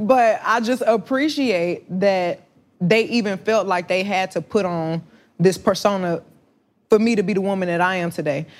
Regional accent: Houston, Texas, United States; growing up in the South

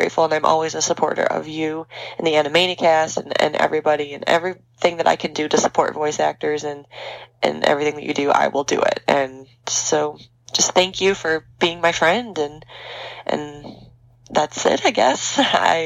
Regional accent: Detroit, Michigan, United States; we're both from Detroit

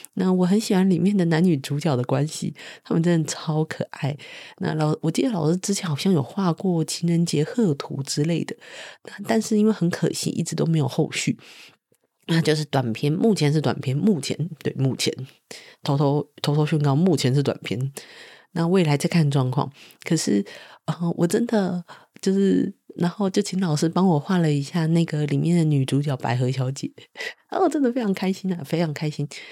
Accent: Taiwan; moved away; Ye Taiwan

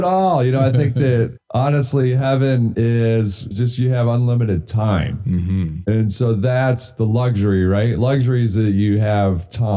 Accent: Michigan, United States; I grew up in Michigan

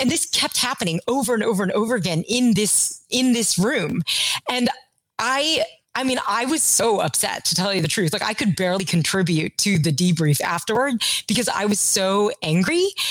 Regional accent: Kentucky, United States; I grew up in Kentucky

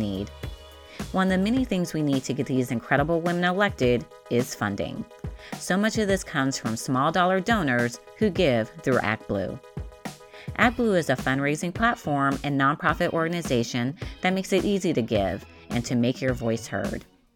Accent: Las Vegas, Nevada, United States; I'm from Las Vegas

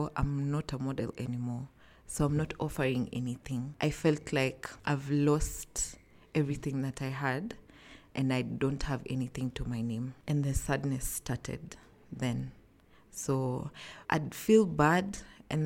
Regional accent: Nairobi, Kenya; I'm from Nairobi, Kenya

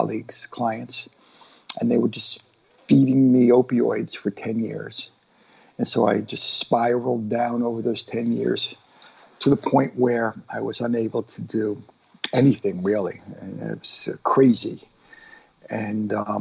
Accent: Long Island, New York, United States; accent: Long Island Jew accent; also born or lived in Boston / Framingham; I was born in Boston, then we moved out to Framingham. And when I was about 6 years old, we moved to Long Island.

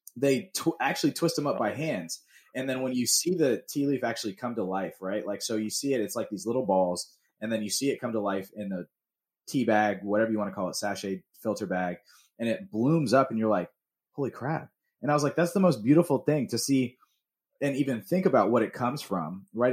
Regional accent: Atlanta, Georgia, United States; growing up in Georgia

